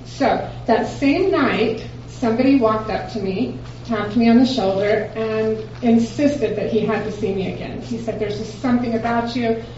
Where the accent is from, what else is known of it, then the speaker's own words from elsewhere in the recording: Dallas, Texas, United States; I'm from Dallas.